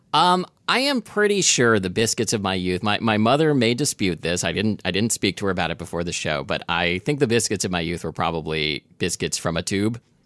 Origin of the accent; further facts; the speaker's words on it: Oregon, United States; I grew up in Oregon